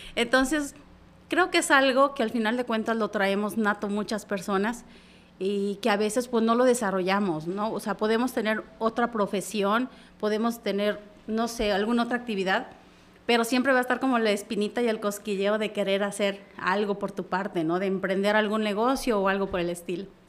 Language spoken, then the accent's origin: Spanish; La Trinitaria, Chiapas, Mexico; yo soy originaria de Trinitaria